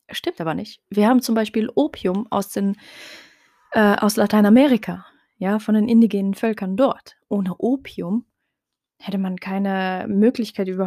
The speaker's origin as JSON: {"language": "German", "country": "Morocco", "first_language": "Tarifit", "second_language": "German", "said": "Und das Gleiche gilt eben auch für meine Muttersprache, also Tarifit, hm, was eben eine Tamazir, also eine Untergruppe der Tamazirt-Sprachen generell ist."}